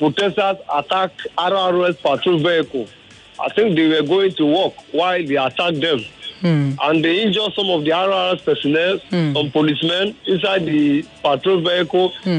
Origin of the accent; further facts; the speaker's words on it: Edo, Nigeria; I'm from Edo State.